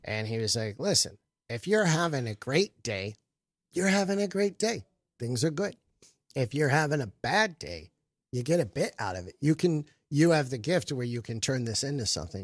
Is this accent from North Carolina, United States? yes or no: no; Flint, Michigan, United States; also born or lived in Tampa, Florida; now in New York, United States; I moved here from Tampa, but I was born in Flint, Michigan